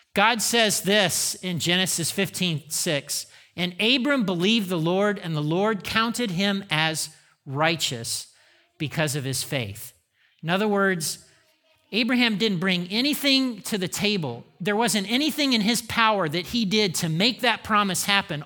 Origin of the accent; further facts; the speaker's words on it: Indiana, United States; I grew up in Indiana